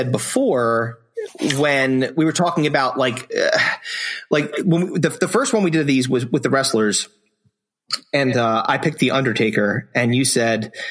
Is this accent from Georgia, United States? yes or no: no; New Jersey, United States; our hometown